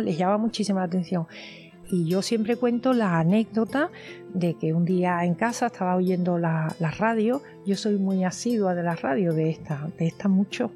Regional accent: Cádiz, Andalusia, Spain; yo que soy de Cádiz, que vivo de alguna manera vivo cerca todo

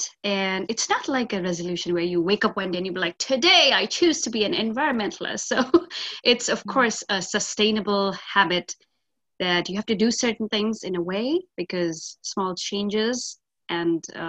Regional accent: northern India, India; moved away; I was born and brought up in India in a very northern town part.

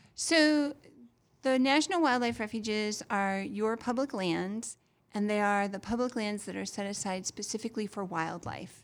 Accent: Massachusetts, United States; now in Florida, United States

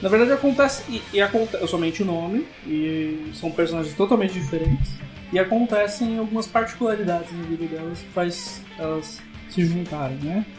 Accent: Brazil; sou brasileiro

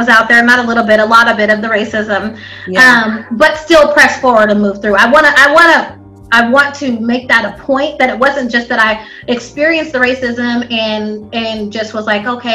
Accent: Spokane, Washington, United States; also born or lived in Star City, Arkansas; I grew up here in Spokane, on the east side

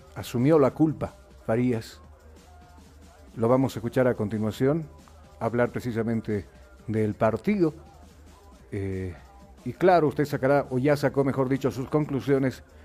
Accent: Bolivia; acá en nuestro país

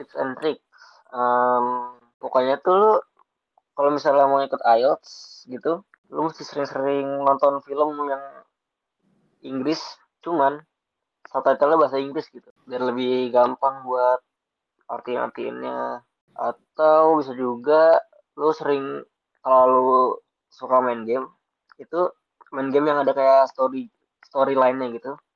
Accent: Bekasi, West Java, Indonesia; gue asal Bekasi, lebih tepatnya di Jatuh Itu perbatasan Bekasi sama Jakarta Timur

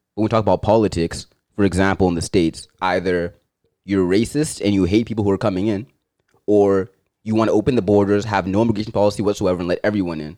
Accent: Zimbabwe; now in Canada; where I'm from, I'd be like, I'm Zimbabwean.

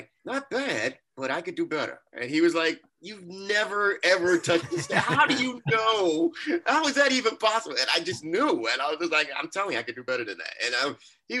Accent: New York City, New York, United States; I'm from Brooklyn

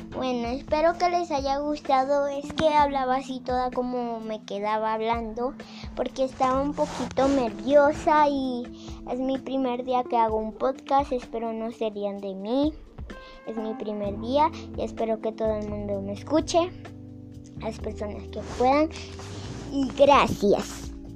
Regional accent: Venezuela; soy venezolana

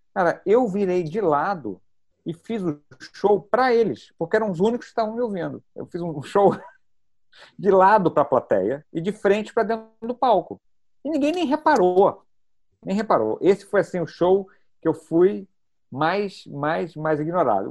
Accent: Brazil; accent: Brazilian; o nosso sotaque

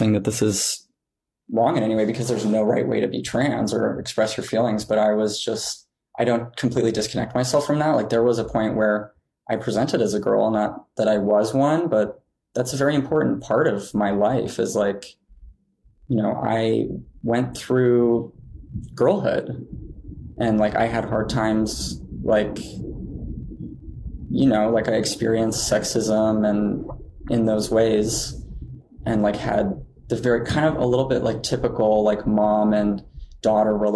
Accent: Montana, United States; growing up in Montana

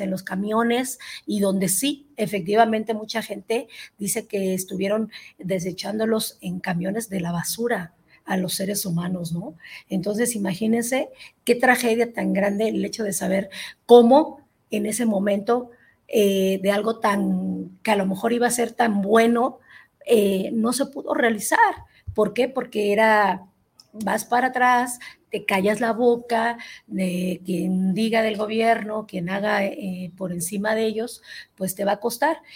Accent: Mexico; como mexicana

